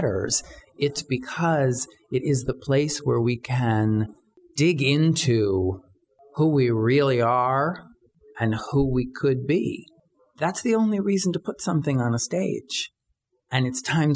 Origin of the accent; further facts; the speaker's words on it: New York City, New York, United States; I grew up in New York City, and I came of age at the height of AIDS